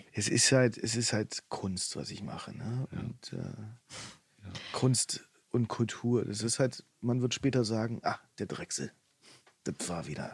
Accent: Potsdam, Brandenburg, Germany; Ich komme ja aus Potsdam und da bringt jeder seinen Slang irgendwie

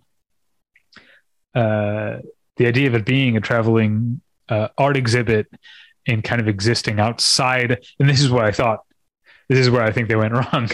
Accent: St. Louis, Missouri, United States; moved away; I grew up in St. Louis and I was a cinephile in St. Louis

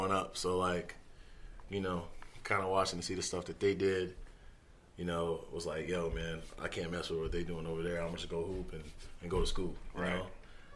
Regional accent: Los Angeles, California, United States; moved away as an adult; also born or lived in Cape Verde; now in Denver, United States; I grew up in Los Angeles. When you grow up in Los Angeles, like, you got a certain type of hunger

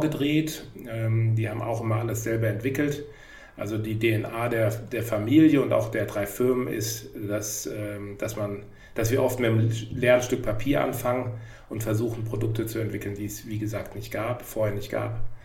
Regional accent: Hamburg, Germany; ich komme auch aus Hamburg

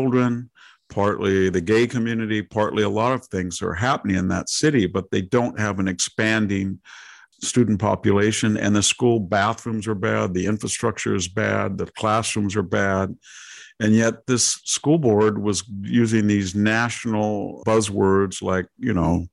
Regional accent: California, United States; I'm a Californian

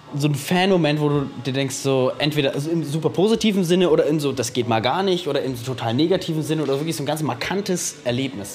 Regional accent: Nuremberg, Bavaria, Germany; wir sind angereist aus Nürnberg

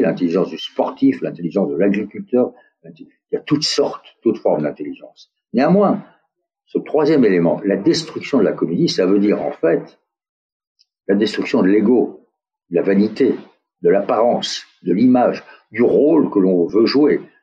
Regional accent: France; accent: French; also born or lived in United States; mon accent français

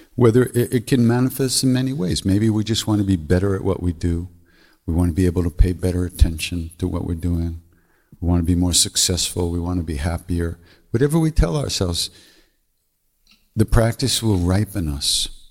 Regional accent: Montreal, Quebec, Canada; accent: Québécois; English is a second language; I'm from Montreal

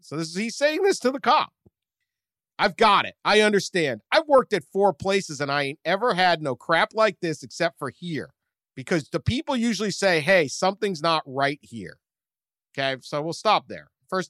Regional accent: Memphis, Tennessee, United States; I'm from Memphis, Tennessee, right?

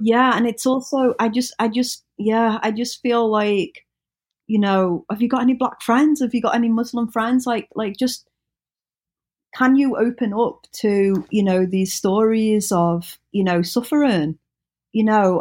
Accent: United Kingdom; we, we kind of have a bond of being British.

